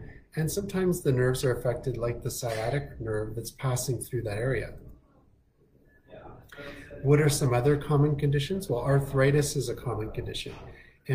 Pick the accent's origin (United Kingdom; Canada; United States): Canada; Winnipeg, Manitoba; also born or lived in Toronto, Canada; now in Kelowna, Canada; originally I'm from Winnipeg and went to school in Toronto